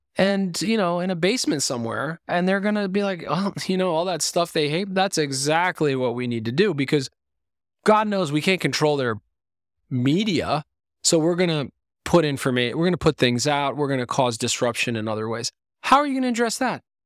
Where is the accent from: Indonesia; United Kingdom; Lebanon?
Lebanon; moved away; I was born in Lebanon